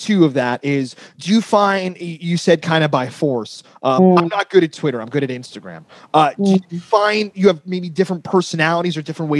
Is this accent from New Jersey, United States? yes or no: yes; Northern New Jersey, United States; also born or lived in Queens, New York; I'm from Northern New Jersey